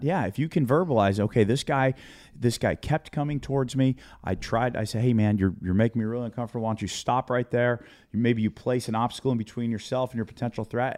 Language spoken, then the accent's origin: English; United States; I'm an American and and I'm here in my part of, of, of America